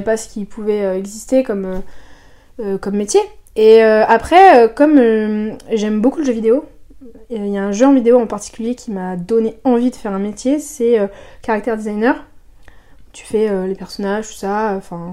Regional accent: Soissons, Hauts-de-France, France; moi je suis née à Soissons, donc c'est une ville au nord de la France, pas très loin de Paris

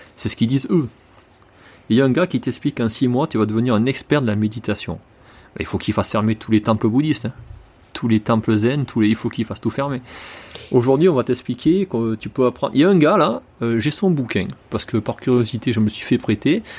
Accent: France; je suis français

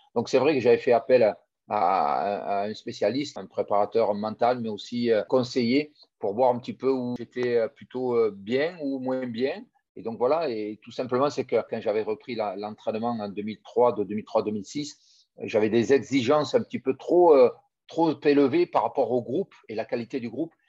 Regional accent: Tarbes, Occitania, France; moved away; also born or lived in Toulon; je suis natif de Tarbes

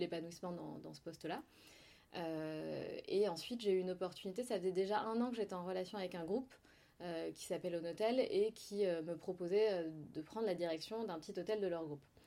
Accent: Provence-Alpes-Côte d'Azur, France; also born or lived in Besançon; je suis née à Besançon. D'accord. Euh, donc, je suis byzantine. C'est pas du tout sexy, mais euh, c'est rigolo de le dire. Byzantine, oui, tout à fait. je suis partie de Besançon à l'âge de 6 ans, à peu mhm. près, 5-6 ans. et ensuite, j'ai grandi, du coup, j'ai découvert la Côte d'Azur et j'ai grandi sur la Côte d'Azur

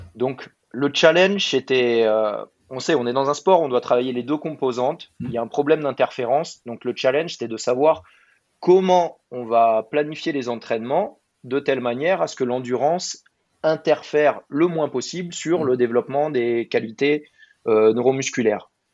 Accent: Burgundy, Bourgogne-Franche-Comté, France; moved away as an adult; also born or lived in Dijon; now in Marcoussis, France; Je suis né en Bourgogne, j'ai grandi en Bourgogne, en pleine campagne

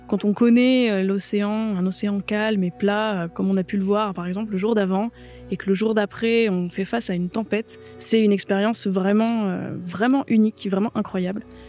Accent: Mediterranean coast, France; now in Brittany, France; je viens de la Méditerranée

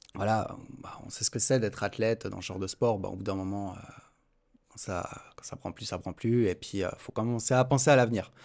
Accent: Montreux, Vaud, Switzerland; je suis de Montreux

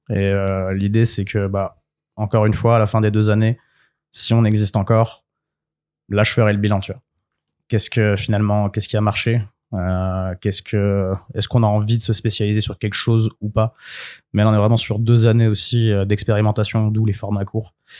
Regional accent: France; je suis en France parce que je suis français, je vis là

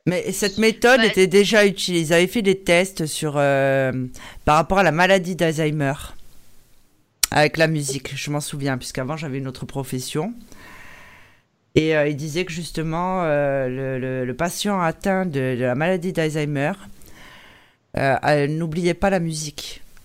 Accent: Corsica, France; nous en Corse

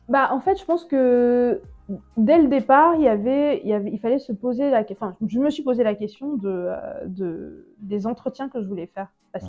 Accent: Douala, Littoral, Cameroon; moved away; also born or lived in Paris; je suis née à Paris, mais j'ai grandi à Douala, au Cameroun

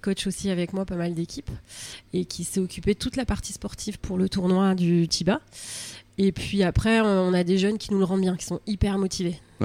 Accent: Var, Provence-Alpes-Côte d'Azur, France; moved away as an adult; also born or lived in Andernos, Gironde; now in Andernos-les-Bains, France; je suis du Var, donc qui est pays de volley quand même.

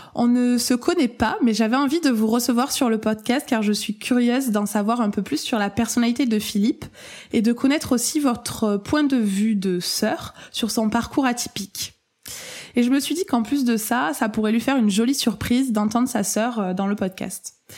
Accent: France; accent: accent chantant (sing-song accent)

